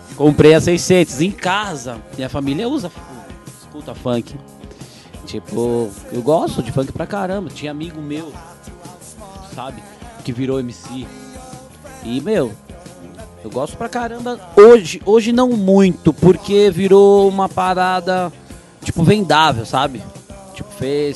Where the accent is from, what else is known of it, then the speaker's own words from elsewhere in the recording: São Paulo, Brazil; na minha comunidade, que é a Vila Prudente